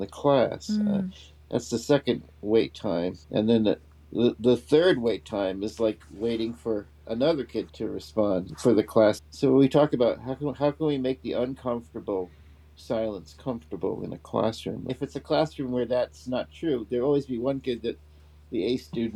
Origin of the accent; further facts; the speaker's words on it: United States; also born or lived in England; as an American